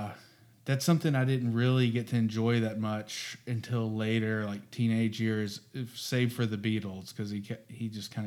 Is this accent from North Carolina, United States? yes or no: no; Jackson, Mississippi, United States; in Jackson, Mississippi, growing up. I'm from Mississippi.